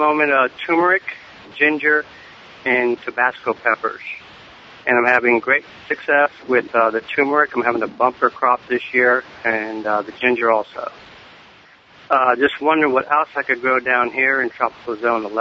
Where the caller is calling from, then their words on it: Key West, Florida, United States; I'm calling from Key West, Florida